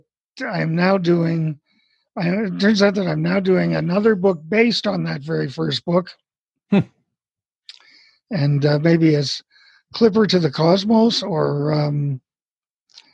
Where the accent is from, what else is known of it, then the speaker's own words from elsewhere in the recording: Montreal, Quebec, Canada; moved away as an adult; also born or lived in Nova Scotia; now in Arizona, United States; I was born in Montreal, Canada